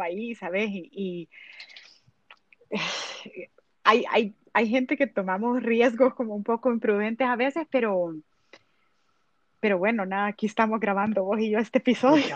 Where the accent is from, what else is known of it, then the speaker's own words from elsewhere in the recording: El Salvador; yo como salvadoreña y, la verdad que yo represento mi país y me siento un gran orgullo de decir que soy del Salvador